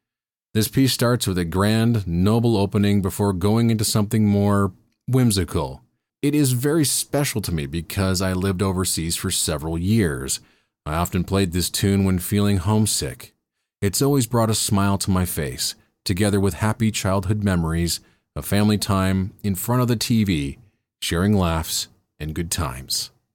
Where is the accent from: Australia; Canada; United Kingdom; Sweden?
Canada; And yes, Canadians are supposed to be bilingual, but I don't speak the language at all.